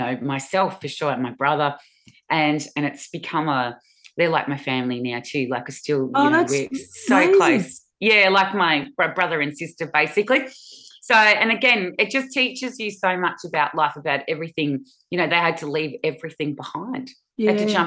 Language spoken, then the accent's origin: English; Springvale, Victoria, Australia; we grew up in Springvale